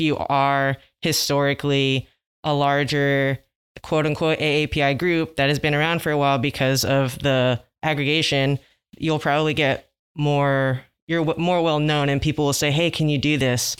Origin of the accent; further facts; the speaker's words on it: Los Angeles, California, United States; I grew up in L A as well